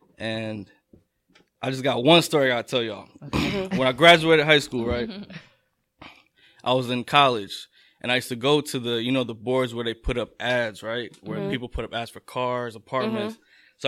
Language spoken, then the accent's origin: English; New Jersey, United States; I'm born and raised in Jersey. What's up? To immigrant parents.